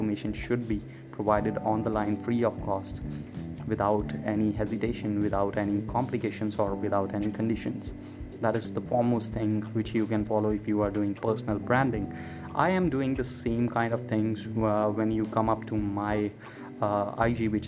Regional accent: Chandigarh, India; moved away as an adult; also born or lived in Bangalore / Chennai; I'm from India, born in Chandigarh, which is like a union territory of India

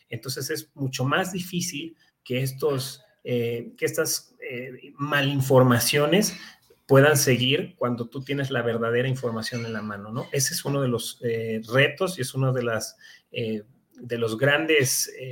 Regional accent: Mexico; no tendremos como mexicanos un, este, un corto en este suministro

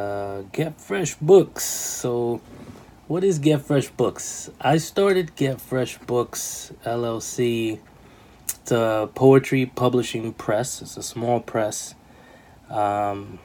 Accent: New York City, New York, United States; moved away; also born or lived in New Jersey; I was born and raised in New York City. And then the latter half of my life, young life, I lived in New Jersey

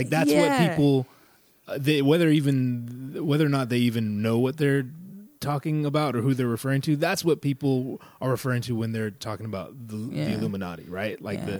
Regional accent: California, United States; So like I grew up in Northern California in like the sticks.

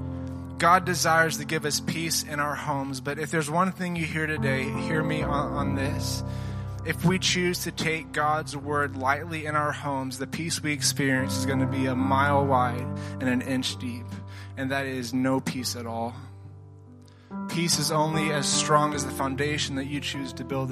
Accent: Tennessee, United States; I'm from Tennessee

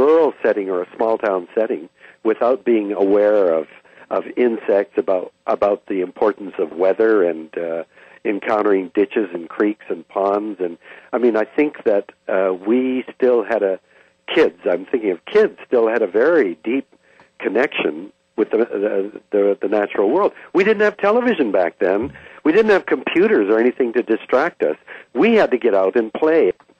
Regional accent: Vancouver, British Columbia, Canada; being born a third-generation Canadian in British Columbia

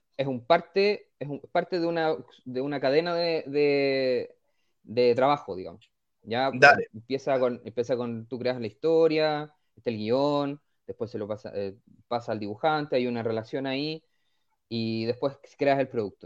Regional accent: Vallenar, Atacama, Chile; moved away as an adult; also born or lived in Concepción / Pozo Almonte; now in San Pedro de la Paz, Chile; yo nací en Vallenar, la verdad. Ya. Soy, nací en el norte del país y me llegué a estudiar a Concepción

